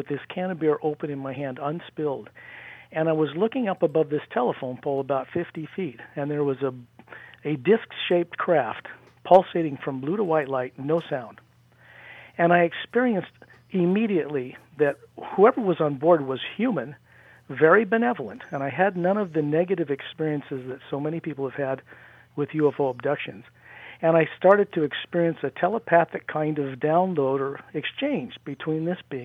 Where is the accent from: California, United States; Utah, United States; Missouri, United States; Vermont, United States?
Utah, United States; near Salt Lake; Utah, where I grew up near Salt Lake.